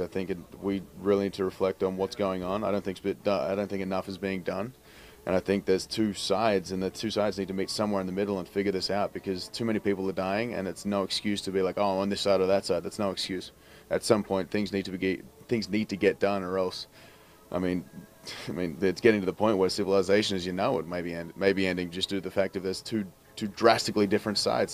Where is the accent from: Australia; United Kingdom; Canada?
Australia; as an Australian